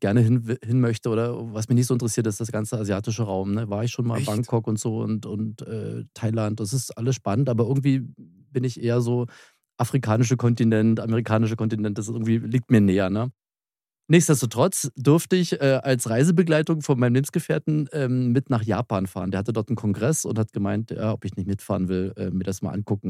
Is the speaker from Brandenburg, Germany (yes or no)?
yes; Spreewald, Brandenburg, Germany; da komme ich her, das ist meine Heimat, das ist für mich kein Urlaub.